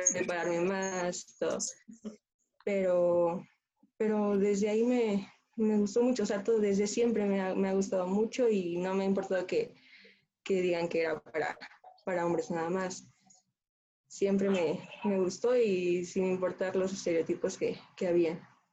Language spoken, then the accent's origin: Spanish; Mexico City, Mexico; soy de la Ciudad de México